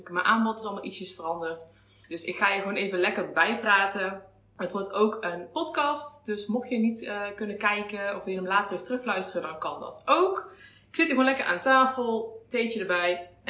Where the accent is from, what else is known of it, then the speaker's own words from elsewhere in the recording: North Brabant, Netherlands; accent: soft G; Oorspronkelijk kom ik uit Brabant, dus misschien hoor je af en toe eh, een zachte G.